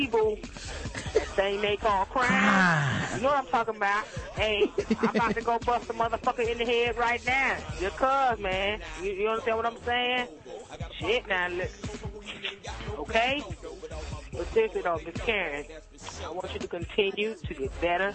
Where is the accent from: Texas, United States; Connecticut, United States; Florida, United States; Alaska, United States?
Florida, United States; Miami; I'm from Miami.